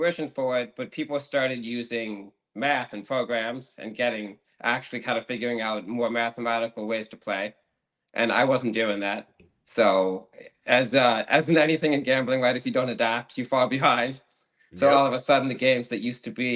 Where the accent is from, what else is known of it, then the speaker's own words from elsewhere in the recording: outside of Boston, Massachusetts, United States; now in New York, United States; I grew up just outside of Boston.